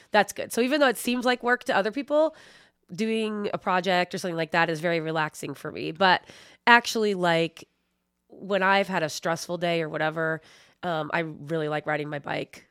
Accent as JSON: {"language": "English", "town": "Philadelphia", "region": "Pennsylvania", "country": "United States", "moved": "as an adult", "lives_now": "Indiana, United States", "said": "I'm originally from Philadelphia area"}